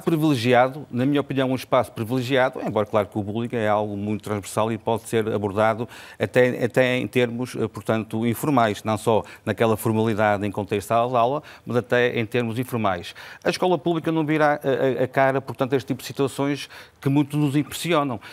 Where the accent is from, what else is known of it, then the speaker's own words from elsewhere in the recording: Vila Nova de Gaia, Norte, Portugal; Eu sou de Vila Nova de Gaia